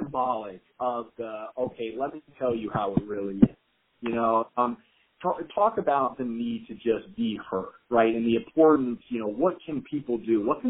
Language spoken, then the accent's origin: English; Central Pennsylvania, United States; That's my hometown as well.